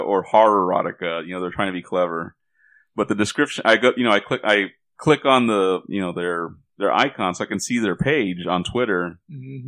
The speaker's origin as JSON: {"language": "English", "town": "Corpus Christi", "region": "Texas", "country": "United States", "tie": "born or raised there", "said": "I grew up in Corpus Christi"}